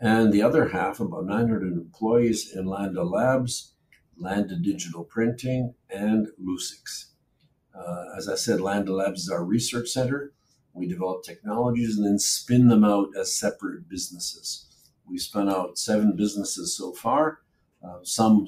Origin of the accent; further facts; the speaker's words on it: Canada; moved away as an adult; also born or lived in Poland / Germany / England; now in Israel; spent the first couple of years of my life in a refugee camp in Germany. And then my parents moved to Canada. So I grew up in Canada